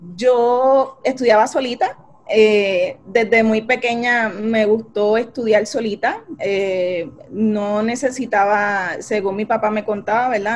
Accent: Carolina, Puerto Rico; also born or lived in San Juan, Puerto Rico; me crié en Lomas de Carolina

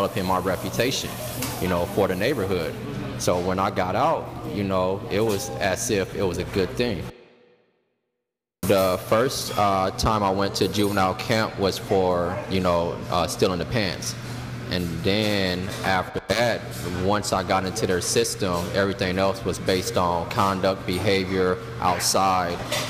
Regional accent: Carson, California, United States; I was born and raised in Carson, California

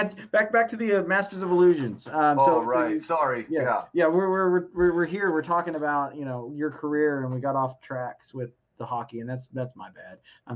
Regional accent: Oklahoma, United States; moved away; also born or lived in Dallas, Texas; I'm not originally from Dallas. I'm originally from Oklahoma, but I spent a lot of time in Dallas.

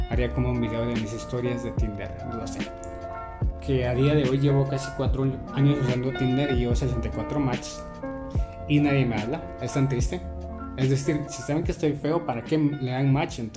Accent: Guatemala; En Guatemala le decimos tirar casaca. Soy de Guatemala, por cierto, creo que no lo había dicho, pero pues.

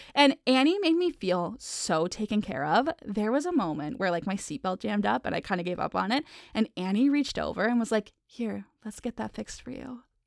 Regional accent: East Coast of Prince Edward Island, Canada; a little gay kid growing up on the East Coast of P E I.

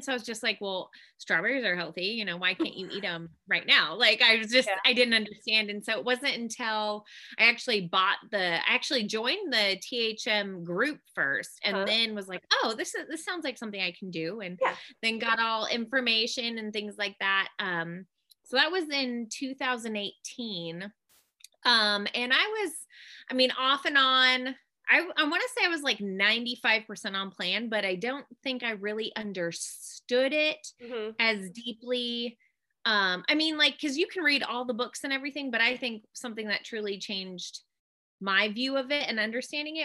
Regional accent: Washington, United States; moved away as an adult; also born or lived in North Carolina; now we live in my home state of Washington. So we're back up with family and it's really nice to be back home

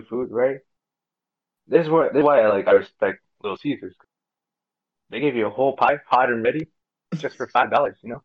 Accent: Mexico; born or raised there; moved away

